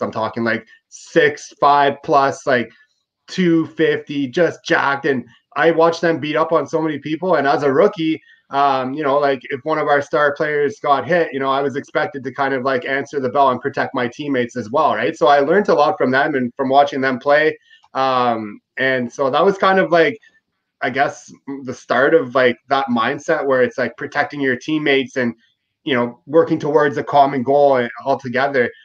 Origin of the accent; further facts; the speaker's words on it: Ottawa, Ontario, Canada; also born or lived in Prince Edward Island / upstate New York; I was born in Prince Edward Island on the East Coast and moved to Ottawa with my family when I was two. Uh, you know, I grew up in Ottawa